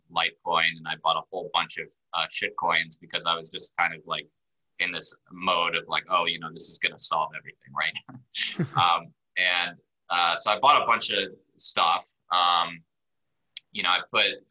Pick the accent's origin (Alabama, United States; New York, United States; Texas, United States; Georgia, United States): Alabama, United States; Birmingham; moved away as an adult; also born or lived in Israel / Washington, D.C.; moved to Birmingham, Alabama, grew up there, went to college in DC